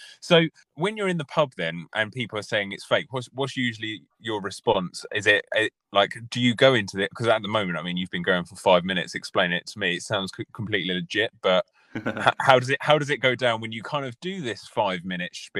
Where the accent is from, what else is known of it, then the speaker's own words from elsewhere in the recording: United Kingdom; I think we're very British